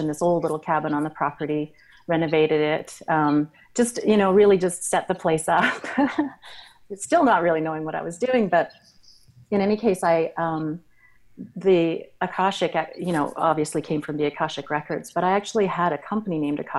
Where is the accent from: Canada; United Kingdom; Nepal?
Canada; Alberta; moved away as an adult; also born or lived in Australia; now in Kamloops, Canada; I was born in Australia and moved around the world and grew up in Alberta.